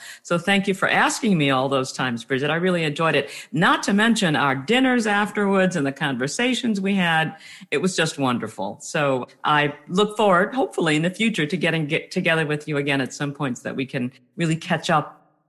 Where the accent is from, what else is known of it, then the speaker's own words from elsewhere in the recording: New Orleans, Louisiana, United States; And I was born in 1953 in New Orleans. That's where my family is from. And on both sides, my mom and my dad's sides, as far as we can go back, that's where we've always been from. So yeah, I grew up in the deep South.